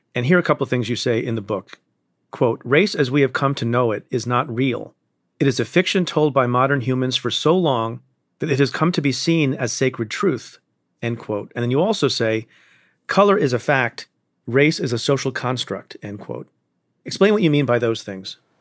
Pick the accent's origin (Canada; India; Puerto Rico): India; moved away; I'm Indian. I was born in India